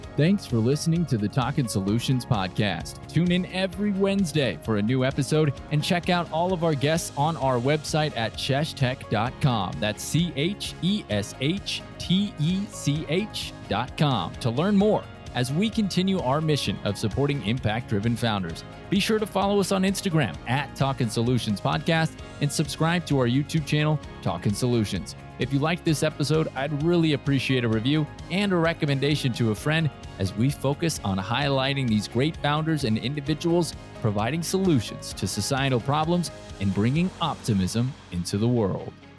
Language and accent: English; Seattle, Washington, United States; moved away; I'm from the Seattle area